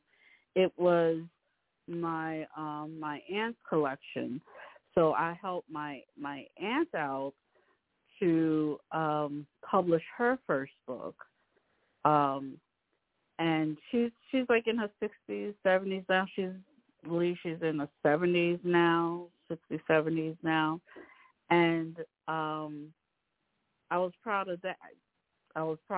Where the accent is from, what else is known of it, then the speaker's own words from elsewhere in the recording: New York City, New York, United States; I'm originally from Rockaway, New York